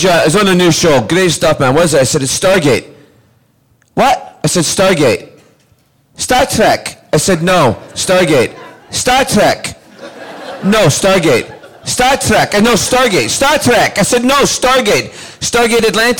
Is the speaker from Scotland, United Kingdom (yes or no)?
yes; Scotland, United Kingdom; I was born in Scotland.